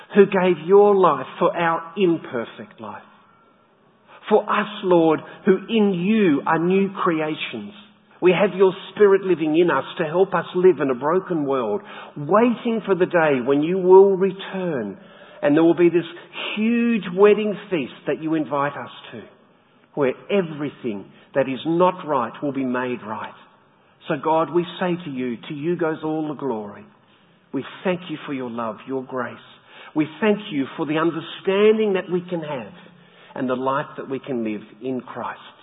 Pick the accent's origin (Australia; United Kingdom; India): Australia; Tasmania; moved away; my home state in Tassie